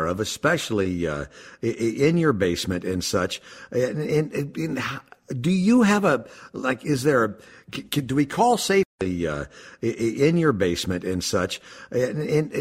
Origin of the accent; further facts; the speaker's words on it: Minneapolis, Minnesota, United States; born and raised in South Minneapolis